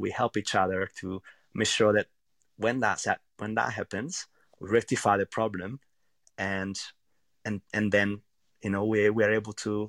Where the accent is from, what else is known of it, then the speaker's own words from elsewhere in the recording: central Italy, Italy; English is a second language; Well, I'm from a really small village, actually, in central Italy. And I don't know, it's a place where there are many really simple restaurants